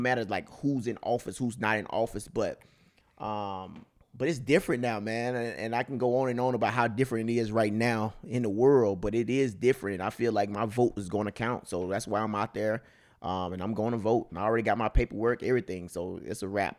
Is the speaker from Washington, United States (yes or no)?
no; Mississippi, United States; now in California, United States; I'm, I'm from, from Mississippi, country boy, all the way through and through.